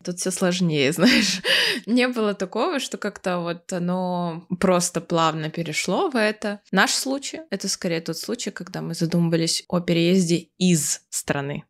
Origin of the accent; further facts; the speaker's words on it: Irkutsk, Irkutsk Oblast, Russia; moved away as an adult; also born or lived in Kyiv, Ukraine; now in Germany; Я постоянно возвращалась в Иркутск, в Сибирь, в сентябре, в школу